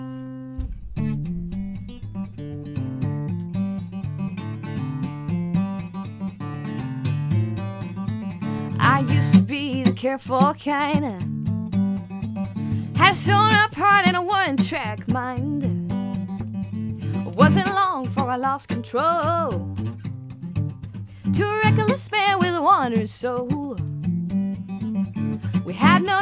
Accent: Claxton, Georgia, United States; I grew up in Claxton, and Claxton is a very small town, and not only did I grow up there, but I also grew up on a farm outside of Claxton

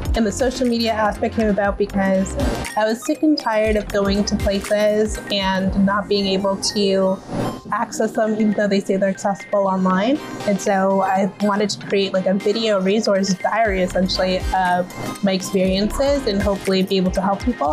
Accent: Toronto, Ontario, Canada; I'm 29 from Toronto, Ontario

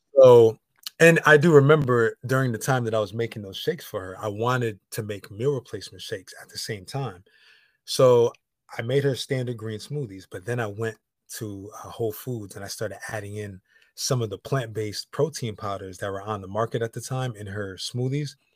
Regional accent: Connecticut, United States; now in Los Angeles, United States; I'm in Los Angeles. I'm from Connecticut

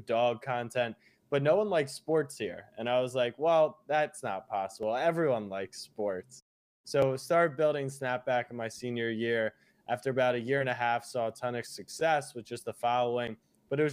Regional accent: Baltimore, Maryland, United States; moved away as an adult; also born or lived in Austin, Texas; now in New York, United States; I am originally from Baltimore, Maryland. That's where I grew up.

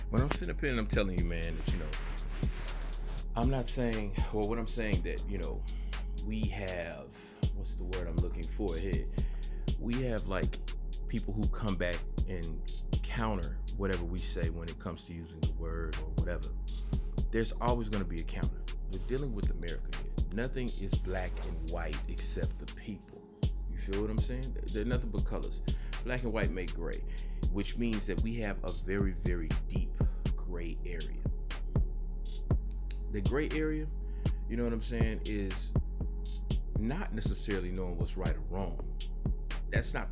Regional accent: the South, United States; I was born in the South. I was raised in the South.

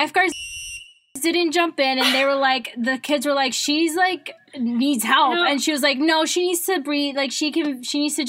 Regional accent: Dallas, Texas, United States; moved away as an adult; now in Michigan, United States; I'm from Dallas, Texas

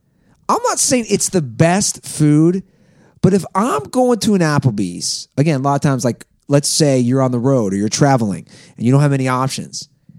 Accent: Ohio, United States; my home state

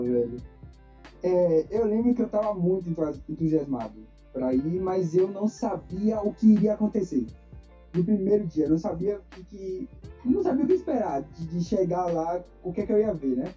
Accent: Salvador, Bahia, Brazil; eu sou natural de Salvador, nascido e criado aqui

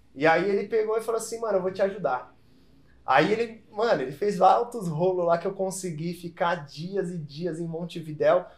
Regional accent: São Paulo, Brazil; eu sou paulista

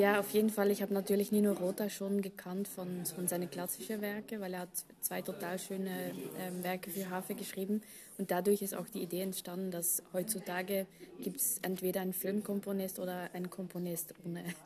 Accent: Belgium; German is a second language; moved away as an adult; now in Vienna, Austria; ich komme aus Belgien, wohne seit zehn Jahren in Wien wegen dem Orchester

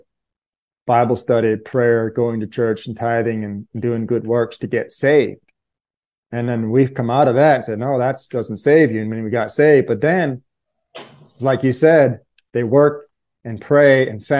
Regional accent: Wooster, Ohio, United States; I grew up in Worcester, Ohio area

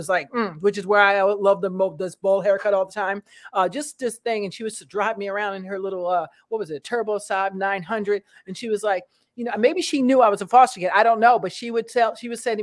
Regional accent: Bedford Hills, New York, United States; also born or lived in Brooklyn, New York; I grew up here in Bedford Hills area.

